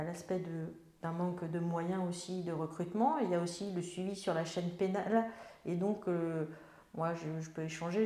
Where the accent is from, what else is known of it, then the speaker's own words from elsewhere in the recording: Melun, Île-de-France, France; je suis née à Melun, il y a un temps certain